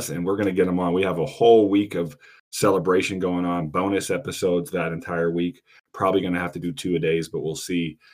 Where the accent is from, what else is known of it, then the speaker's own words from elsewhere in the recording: Pittsburgh, Pennsylvania, United States; Those who know me know I'm from Pittsburgh, as they like to call it, but Pittsburgh, PA.